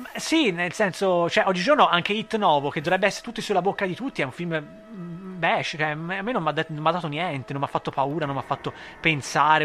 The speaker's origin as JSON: {"language": "Italian", "country": "Italy", "said": "noi italiani"}